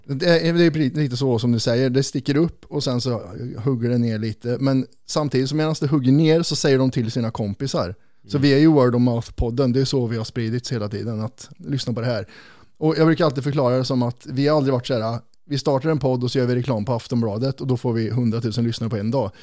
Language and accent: Swedish; Kristinehamn, Värmland, Sweden; moved away; när man flyttar från Kristinehamn, där vi kommer ifrån